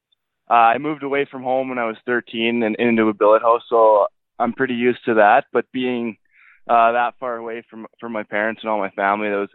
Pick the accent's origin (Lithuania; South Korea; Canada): Canada; Alberta; I grew up just outside of Edmonton, about an hour and a half, in a small town called Marathorpe, Alberta